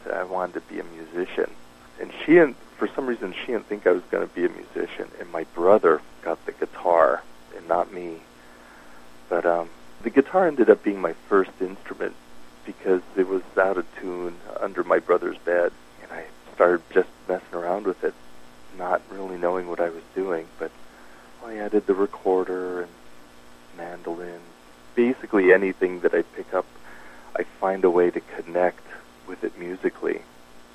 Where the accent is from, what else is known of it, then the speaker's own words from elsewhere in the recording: Dallas, Texas, United States; also born or lived in East Coast; now in Tucson, United States; I grew up in Dallas